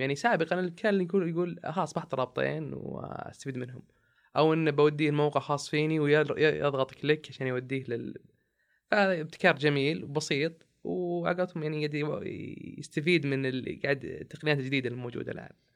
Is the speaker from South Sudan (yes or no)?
no; Saudi Arabia; إحنا كسعوديين